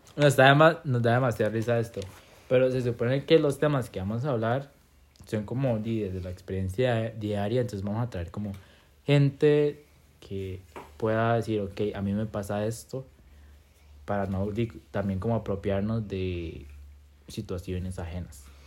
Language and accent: Spanish; Limón, Costa Rica; soy de Limón